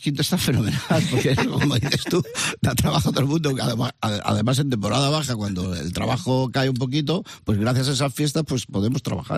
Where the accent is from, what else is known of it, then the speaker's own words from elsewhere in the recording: Madrid, Community of Madrid, Spain; moved away as an adult; also born or lived in Burgos; now in Almería, Spain; un par de añitos creo, que nos fuimos a Vallecas, al Pozo del Tierra Mundo, a Entrevías. Y yo me siento súper vallecano